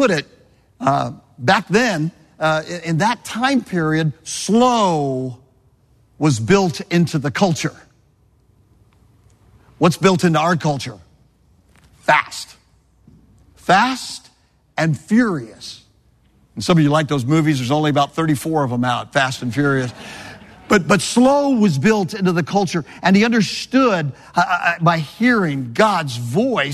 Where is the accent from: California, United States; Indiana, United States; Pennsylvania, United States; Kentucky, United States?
California, United States; Southern; now in Florida, United States; I grew up in Southern California